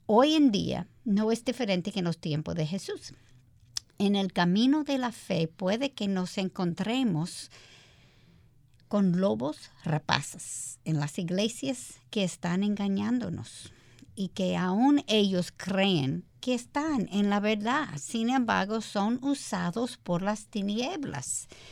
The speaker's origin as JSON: {"language": "Spanish", "country": "United States", "second_language": "Spanish", "moved": "as an adult", "lives_now": "Dominican Republic", "said": "yo soy americana"}